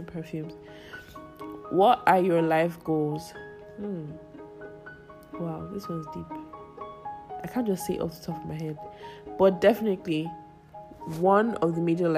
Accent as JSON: {"language": "English", "region": "Lagos", "country": "Nigeria", "tie": "born or raised there", "said": "I grew up in Lagos, Nigeria, Ogudu to be precise."}